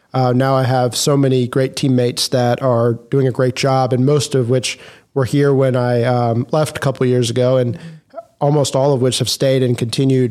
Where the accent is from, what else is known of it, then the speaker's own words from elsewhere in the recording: Macon, Georgia, United States; I grew up in Macon, Georgia